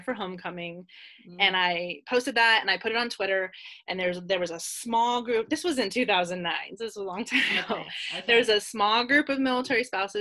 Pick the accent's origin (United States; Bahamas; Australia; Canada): United States; California; now in Kentucky/Tennessee border, United States; me and my husband are both from California